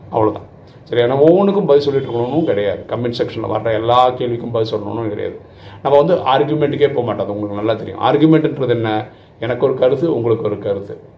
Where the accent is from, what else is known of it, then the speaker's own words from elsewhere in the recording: Tamil Nadu, India; நான் இப்போ தமிழ்நாட்டில் பிறந்திருக்கிறேன் ஆக்சுவலாக நான் மலையாளி தான் ஆனால் தமிழ்நாட்டில் பிறந்திருக்கேன்